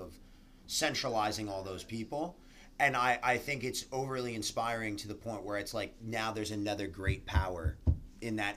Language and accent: English; Brick, New Jersey, United States; also born or lived in Toms River, New Jersey; I grew up in Brick and Tom's River area